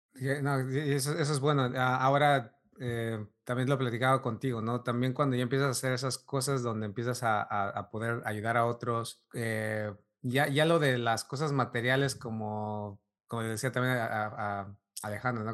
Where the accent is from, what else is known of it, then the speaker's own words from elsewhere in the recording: Mexico; como mexicano creces y, y tienes mucha influencia europea